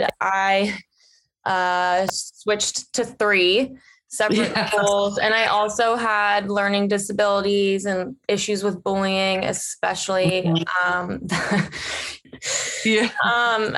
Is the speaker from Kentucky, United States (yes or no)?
no; Cincinnati, Ohio, United States; We grew up together in Cincinnati, Ohio.